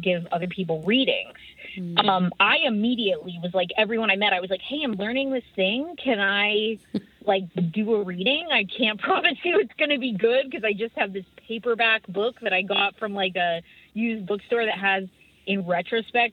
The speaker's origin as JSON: {"language": "English", "area": "Humboldt County", "region": "California", "country": "United States", "said": "I live in Humboldt County. I'm from Humboldt County."}